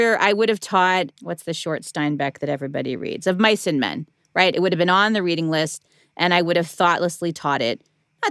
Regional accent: Midwest, United States; me as a white girl growing up in the Midwest.

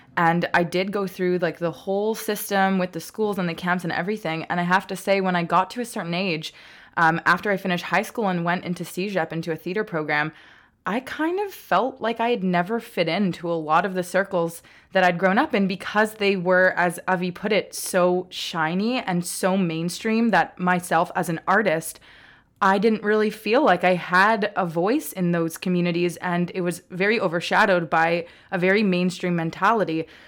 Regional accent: Montreal, Quebec, Canada; moved away as an adult; now in Toronto, Canada; where I grew up because in Montreal

